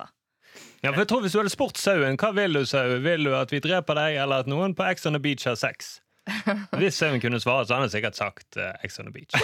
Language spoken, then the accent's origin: Norwegian; Bergen, Vestland, Norway; som bergenser